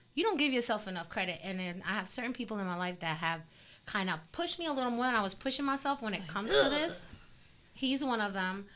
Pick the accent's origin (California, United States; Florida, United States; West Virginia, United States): Florida, United States; South; also born or lived in Colombia; I grew up in South Florida